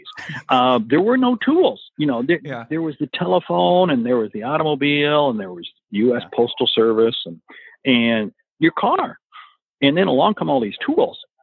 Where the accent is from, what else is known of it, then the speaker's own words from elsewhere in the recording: Washington, United States; moved away; also born or lived in Portland, Oregon / Eugene, Oregon; I was actually born in the state up north, Washington, yep. But used to live in Portland and Eugene.